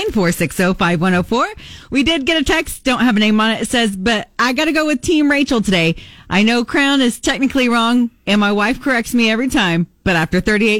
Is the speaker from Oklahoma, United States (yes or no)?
yes; Oklahoma, United States; I'm from Oklahoma